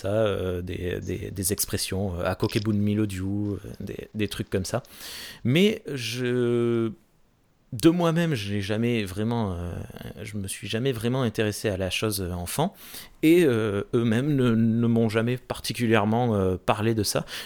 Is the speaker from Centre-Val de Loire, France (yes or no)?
no; Castelnau-Barbarens, Occitania, France; also born or lived in Auch; je suis né dans le Gers, je suis né à Hoche, j'ai grandi dans les environs de Hoche, à Castelnau-Barbarins